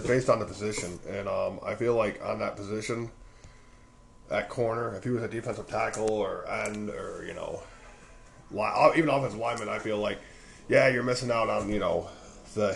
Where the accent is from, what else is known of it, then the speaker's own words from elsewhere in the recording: Illinois, United States; I grew up here in Illinois, but most of my family is from northern Michigan